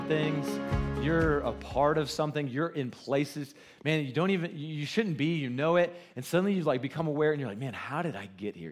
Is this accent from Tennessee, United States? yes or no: no; Goose Creek, South Carolina, United States; now in Cody, United States; I just know that you don't know where Goose Creek is